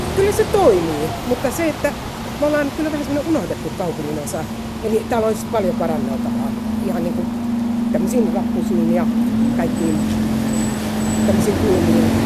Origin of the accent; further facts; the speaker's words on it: Helsinki, Uusimaa, Finland; Mä mielelläni sanoa, että mä oon Pasilasta. Mutta kyllä mä sanon, että mä oon Itä-Pasilasta